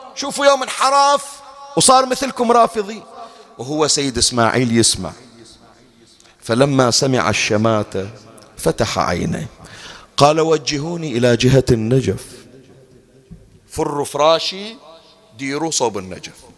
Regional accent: Bahrain; عندنا بالبحرين

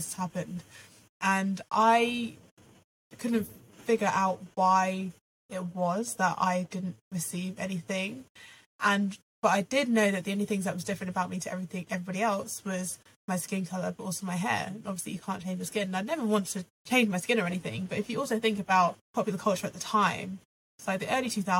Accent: Reading, South East England, United Kingdom; I grew up in Reading, as you'll know, Claire, predominantly white area

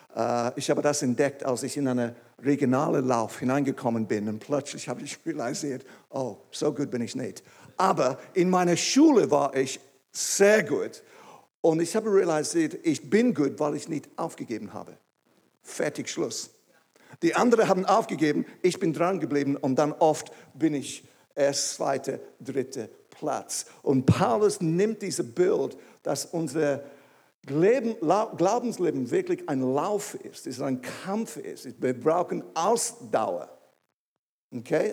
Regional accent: England, United Kingdom; German is a second language; moved away as an adult; now in Switzerland; Ich bin ursprünglich aus England. Vielleicht merkt es irgendwie. Und ich habe Deutsch gelernt in der Schweiz

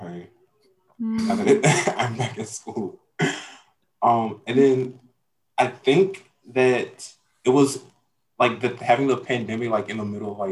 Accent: Jackson, Mississippi, United States; I am from Jackson, Mississippi

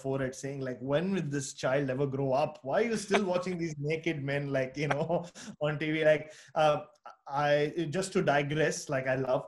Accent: Mumbai, Maharashtra, India; moved away; I was born in Bombay, but it became Mumbai

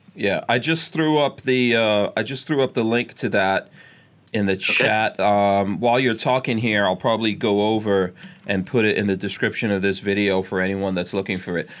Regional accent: New York, United States; moved away; also born or lived in Gainesville, Florida; I grew up in New York, and it's the most insane place

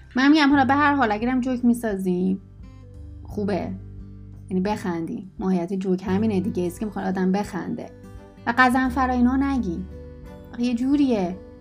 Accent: Isfahan, Iran; moved away; also born or lived in Tehran; من دهنم رو باز کنم همه میفهمن من اسفانیم

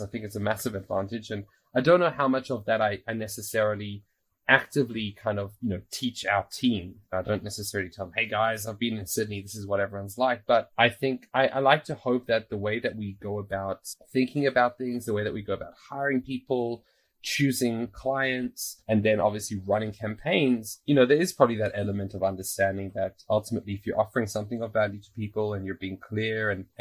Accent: South Africa; also born or lived in Australia; now in Israel; growing up in South Africa, moving to Australia, now moving to Israel

